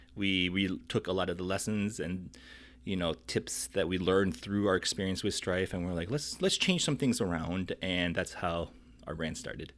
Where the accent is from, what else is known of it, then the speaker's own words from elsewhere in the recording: South Dakota, United States; moved away; I'm originally from South Dakota